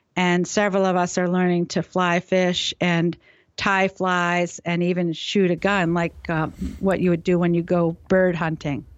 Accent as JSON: {"language": "English", "town": "New Haven", "region": "Connecticut", "country": "United States", "tie": "born or raised there", "also_born_or_lived": "Maine", "said": "I was born in New Haven, Connecticut."}